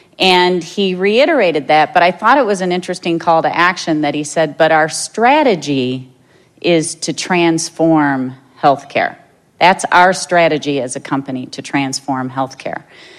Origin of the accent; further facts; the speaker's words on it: Minnesota, United States; since I'm from Minnesota and I'm proud of our state